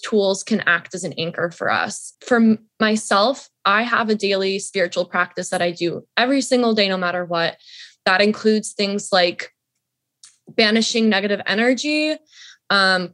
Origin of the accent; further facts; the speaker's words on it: Atlanta, Georgia, United States; I grew up in Atlanta